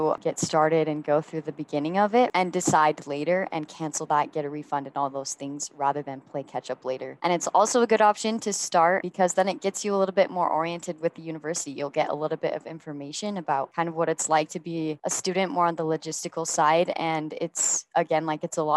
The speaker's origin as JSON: {"language": "English", "town": "Lehi", "region": "Utah", "country": "United States", "said": "I'm from Lehi, Utah"}